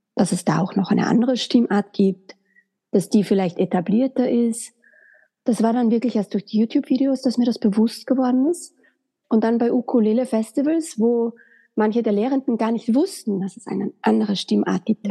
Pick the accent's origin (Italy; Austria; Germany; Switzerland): Austria; Graz, Styria; moved away as an adult; also born or lived in Vienna; nach Wien bin ich dann gezogen, weil ich komme ursprünglich aus Graz